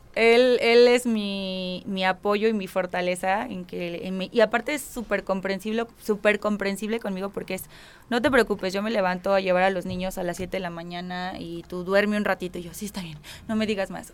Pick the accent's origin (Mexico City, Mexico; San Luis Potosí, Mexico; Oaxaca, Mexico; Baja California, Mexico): Baja California, Mexico; Tijuana; also born or lived in San Juan del Río, Querétaro; now in Querétaro, Mexico; soy nacida en San Juan del Río, pero crecí toda mi vida en Tijuana